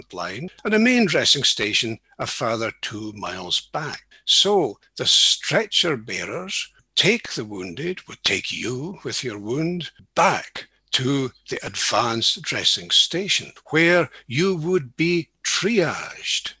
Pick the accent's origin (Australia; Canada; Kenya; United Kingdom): United Kingdom; East Neuk of Fife, Scotland; moved away as an adult; also born or lived in St Andrews / Edinburgh; now in Aberdeen, United Kingdom; I was born in St Andrews and brought up in the East Duke of Fife.